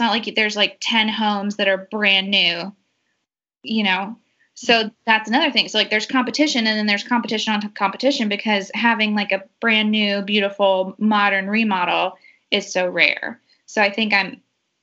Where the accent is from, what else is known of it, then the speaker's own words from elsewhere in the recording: Georgia, United States; my hometown's about an hour and a half outside of Atlanta and my parents are there.